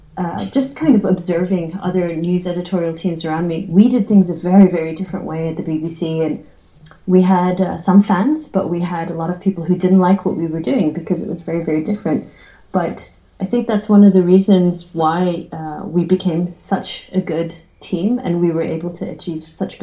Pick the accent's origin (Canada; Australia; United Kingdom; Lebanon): Australia; I'm from Australia, which is a massive sport country